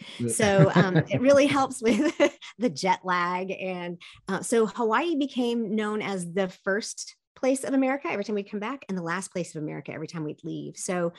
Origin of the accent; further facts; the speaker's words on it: Seoul, South Korea; also born or lived in East Texas, United States; I was born in East Texas. My family is all from that area and all the way down on the Gulf Coast. But I was actually raised mostly in Seoul, Korea.